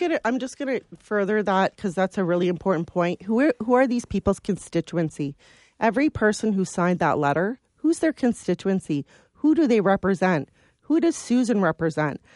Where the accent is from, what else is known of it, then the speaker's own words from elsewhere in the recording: London, Ontario, Canada; I was born in London.